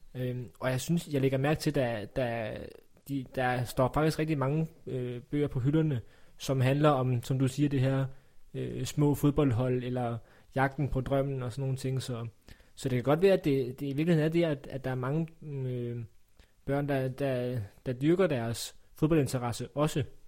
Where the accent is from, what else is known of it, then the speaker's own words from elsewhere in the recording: Funen, Southern Denmark, Denmark; Jeg er jo fra Fyn